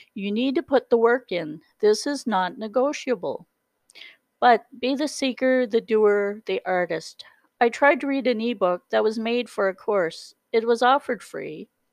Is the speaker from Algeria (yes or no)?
no; the Maritimes, Canada; moved away as an adult; I've always been a maritimer. I was born in the Maritimes